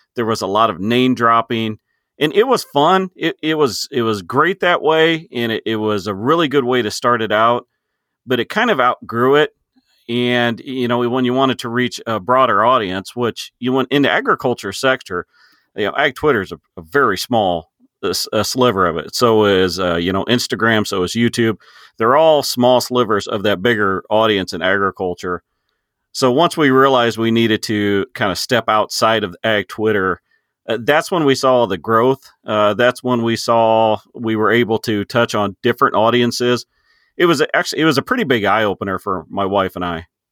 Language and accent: English; Illinois, United States; I am a farmer from Illinois, just uh, corn and soybeans